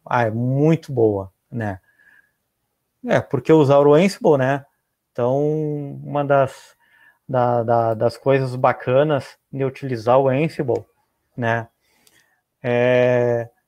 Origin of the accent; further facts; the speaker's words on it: Rio Grande do Sul, Brazil; eu moro no Rio Grande do Sul